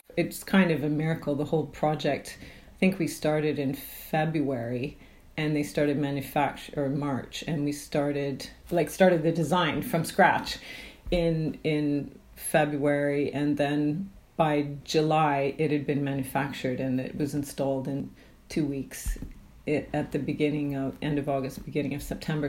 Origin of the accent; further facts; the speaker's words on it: Canada; now in United Kingdom; I'm from Canada